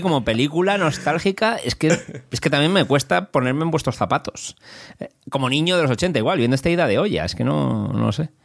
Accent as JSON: {"language": "Spanish", "country": "Spain", "tie": "born or raised there", "said": "yo cuando era pequeño en España"}